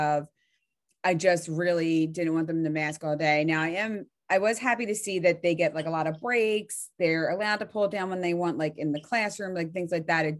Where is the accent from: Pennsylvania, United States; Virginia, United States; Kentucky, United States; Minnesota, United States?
Pennsylvania, United States; Delaware County; moved away as an adult; now in Berks County, Pennsylvania, United States; I'm in Berks County right now, but I'm from Delaware County